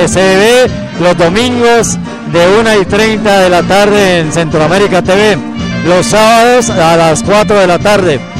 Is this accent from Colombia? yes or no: yes; Boyacá, Colombia; soy del interior de Colombia, de una región que se llama Boyacá.